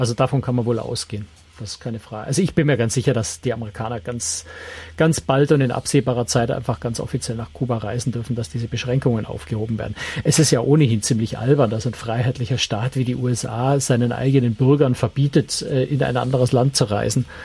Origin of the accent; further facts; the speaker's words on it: Munich, Bavaria, Germany; als Münchner